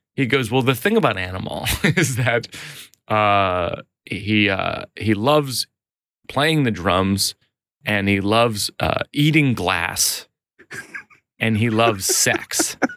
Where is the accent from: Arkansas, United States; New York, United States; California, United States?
New York, United States; I'm a New Yorker